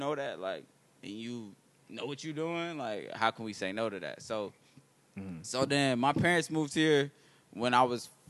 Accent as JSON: {"language": "English", "town": "Oakland", "region": "California", "country": "United States", "tie": "born or raised there", "said": "I was born in Oakland, California."}